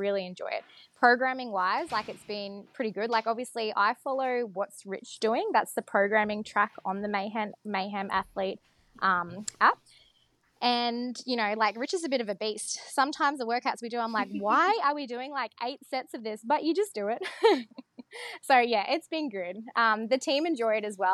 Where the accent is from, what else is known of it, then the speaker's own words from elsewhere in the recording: Mackay, Queensland, Australia; I am from Mackay, I've lived there for 20 years